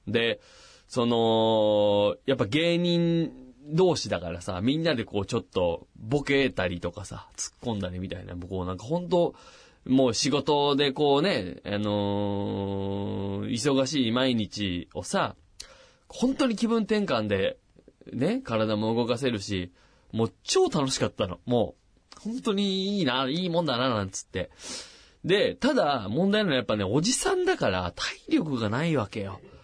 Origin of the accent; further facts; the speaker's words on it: Machida, Tokyo, Japan; 僕もあのサッカーの町、町田で育ってますから